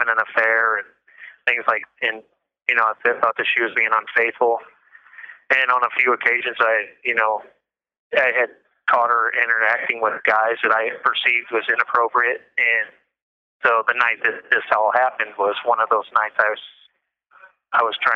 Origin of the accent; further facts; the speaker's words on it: St. Louis, Missouri, United States; I grew up in St. Louis, Missouri